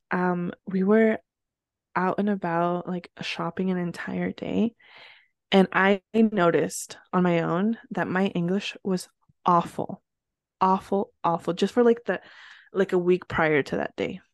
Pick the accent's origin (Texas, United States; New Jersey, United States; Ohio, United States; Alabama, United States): New Jersey, United States; northern; English is a second language; where I grew up in New Jersey, for those of you that didn't know, and I grew up in northern Jersey